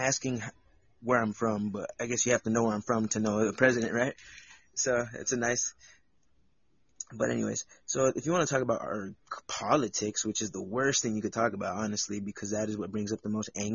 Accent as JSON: {"language": "English", "country": "United States", "tie": "born or raised there", "said": "I'm from America. I've been here my whole life."}